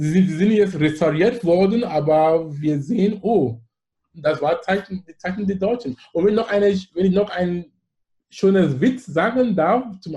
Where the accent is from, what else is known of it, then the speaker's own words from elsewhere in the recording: Anglophone Cameroon, Cameroon; German is a second language; Und wo ich komme aus dem Besatzungsgebiet, wo die Engländer waren. Das heißt, ich bin mit Englisch aufgewachsen und alles in die Schule.